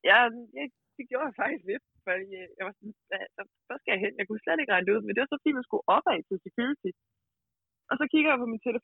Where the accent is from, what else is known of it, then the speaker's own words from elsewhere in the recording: Denmark; now in France; jeg er den eneste dansker.